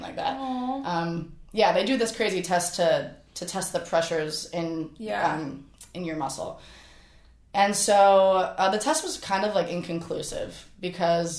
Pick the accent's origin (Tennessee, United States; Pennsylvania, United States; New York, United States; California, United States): Pennsylvania, United States; Flourtown, on the Schuylkill; born or raised there; moved away